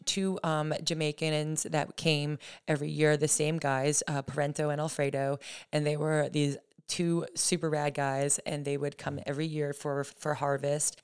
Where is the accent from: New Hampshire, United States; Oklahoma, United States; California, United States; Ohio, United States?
New Hampshire, United States; Gilmanton; also born or lived in North Carolina / Nashville, Tennessee; now in New York, United States; Gilmington, New Hampshire, just outside the Lakes region. Um, yeah, I, uh, born and raised in New Hampshire, Lakes region area